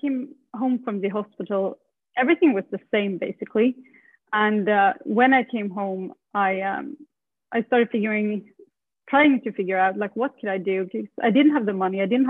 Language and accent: English; Sweden; moved away as an adult; I moved from Sweden when I was 19.